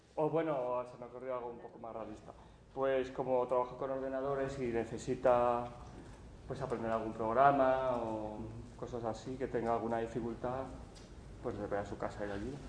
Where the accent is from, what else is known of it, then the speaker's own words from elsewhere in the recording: Italy; yo hago la guía en la Toscana, que soy italiano